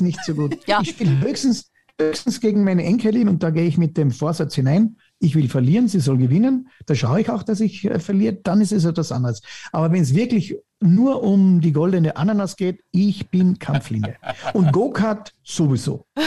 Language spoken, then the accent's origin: German; Styria, Austria; ich sage immer, als Steirer